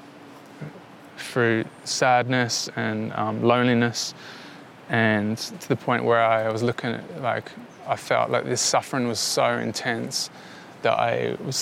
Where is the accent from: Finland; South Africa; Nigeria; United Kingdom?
United Kingdom; London; moved away; when I grew up in London